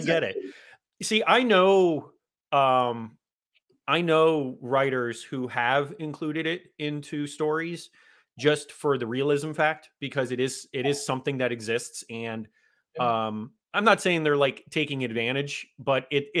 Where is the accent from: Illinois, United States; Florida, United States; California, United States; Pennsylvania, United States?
Florida, United States; South; that's where I've been my whole life